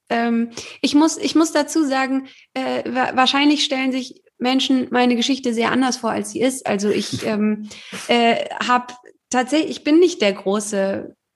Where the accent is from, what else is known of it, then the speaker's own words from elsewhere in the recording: Heidelberg, Baden-Württemberg, Germany; natürlich bin ich auch mal so in meiner Heimatstadt Heidelberg